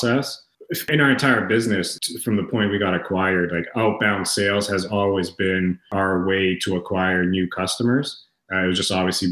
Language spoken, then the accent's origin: English; Toronto, Ontario, Canada; I'm from Toronto, Canada